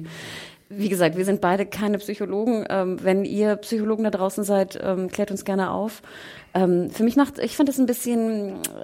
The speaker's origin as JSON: {"language": "German", "region": "Hamburg", "country": "Germany", "said": "ich als Hamburgerin"}